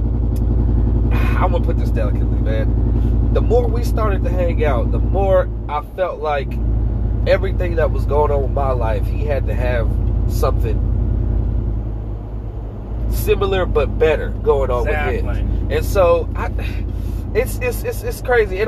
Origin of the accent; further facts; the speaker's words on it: Atlanta, Georgia, United States; I grew up in Atlanta